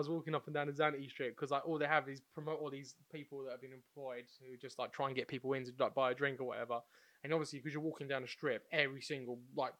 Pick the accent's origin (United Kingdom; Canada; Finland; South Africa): United Kingdom; Mate, Brits are crazy, man. Well, I know we're British.